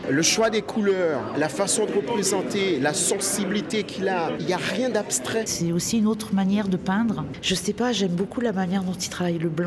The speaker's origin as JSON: {"language": "French", "country": "Haiti", "tie": "born or raised there", "said": "On a grandi en Haïti, on sait ce que ça veut dire."}